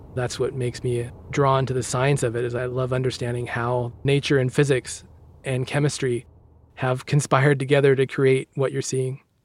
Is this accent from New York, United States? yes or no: no; Stockton, California, United States; moved away as an adult; also born or lived in Los Angeles; I grew up in Northern California, in a town called Stockton, which is kinda near Sacramento.